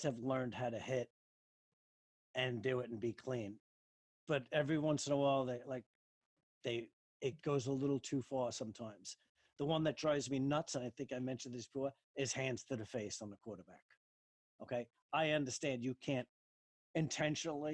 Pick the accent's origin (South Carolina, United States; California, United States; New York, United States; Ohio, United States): New York, United States; Long Island; I grew up in New York